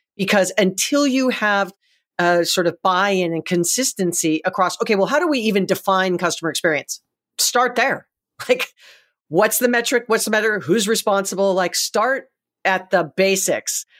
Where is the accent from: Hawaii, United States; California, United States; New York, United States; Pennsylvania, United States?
Hawaii, United States; I'm from Hawaii